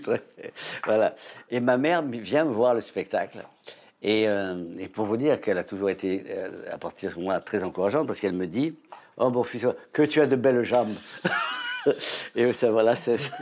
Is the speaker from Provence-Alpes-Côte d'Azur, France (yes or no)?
yes; Avignon, Provence-Alpes-Côte d'Azur, France; accent: sud-est; moved away as an adult; je suis d'Avignon